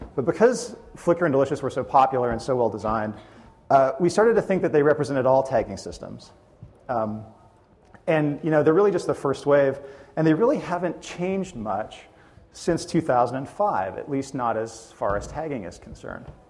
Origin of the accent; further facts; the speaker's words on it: Edmonton, Alberta, Canada; I'm from Edmonton, Canada, and I'm a partner in a user experience consulting firm